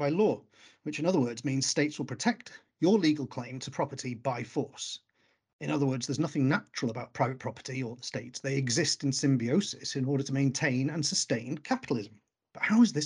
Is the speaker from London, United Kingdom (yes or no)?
no; Wales, United Kingdom; moved away; when I came from Wales